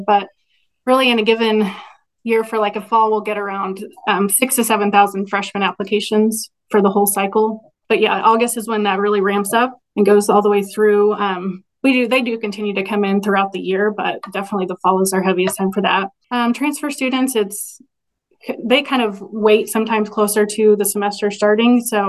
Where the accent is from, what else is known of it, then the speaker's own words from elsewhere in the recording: Stanberry, Missouri, United States; I grew up in Stanbury, which is pretty close to Maryville.